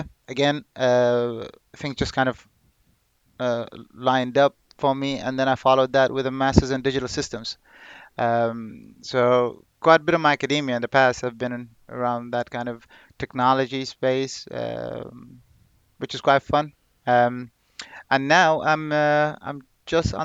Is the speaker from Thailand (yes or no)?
no; Ireland; moved away as an adult; also born or lived in Saudi Arabia / Sudan / Manorhamilton / Galway; now in United Kingdom; I grew up in Ireland. I studied in northwest of Ireland and the west of Ireland as well